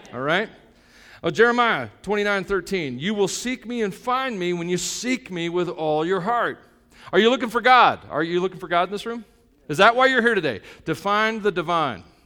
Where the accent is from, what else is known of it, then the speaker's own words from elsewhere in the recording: United States; I'm an American.